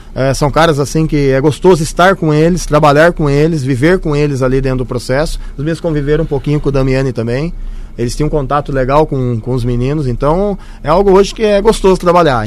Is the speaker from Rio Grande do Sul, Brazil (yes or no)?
no; Santa Bárbara d'Oeste, São Paulo, Brazil; Sou do interior de São Paulo, Santa Bárbara do Oeste